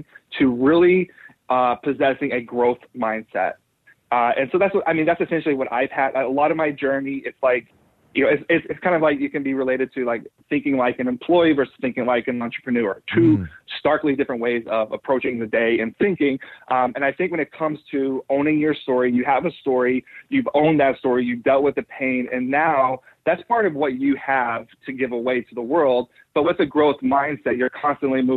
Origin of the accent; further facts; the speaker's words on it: United States; I'm an American.